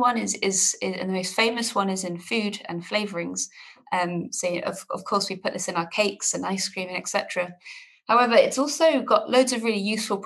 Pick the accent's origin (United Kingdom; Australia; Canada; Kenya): United Kingdom; Oxford, South East England; moved away as an adult; also born or lived in Bristol; I'm actually from England originally. I'm from a town called Oxford, which is just near London.